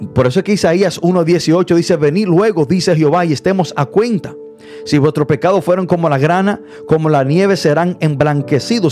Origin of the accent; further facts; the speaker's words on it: Dominican Republic; yo soy dominicano